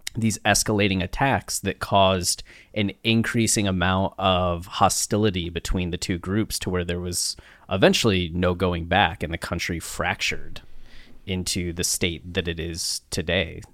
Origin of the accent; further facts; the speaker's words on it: Ohio, United States; moved away; I'm from a small town in Ohio, 5,000 people